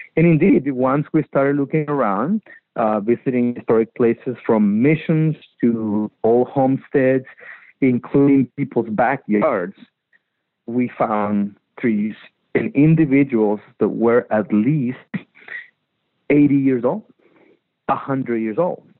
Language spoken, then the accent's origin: English; Magdalena de Kino, Sonora, Mexico; I grew up in Magdalena, Sonora, harvesting and playing in the actual colonial orchards of Magdalena, Sonora